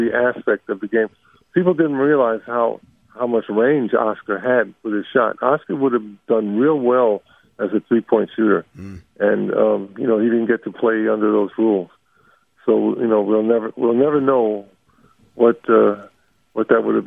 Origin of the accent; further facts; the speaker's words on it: New York, United States; Growing up in New York and Harlem